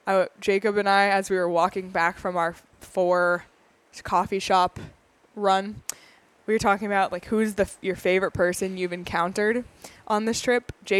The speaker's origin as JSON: {"language": "English", "country": "Canada", "said": "I don't feel like I'm in my home country of Canada."}